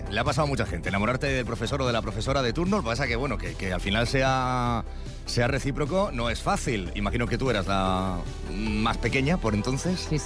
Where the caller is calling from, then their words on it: Valencia, Valencian Community, Spain; Good morning, soy … de Valencia.